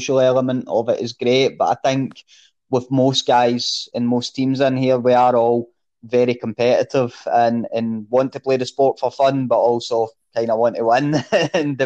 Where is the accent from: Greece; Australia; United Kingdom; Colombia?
United Kingdom; Coatbridge, Scotland; I was from Coatbridge.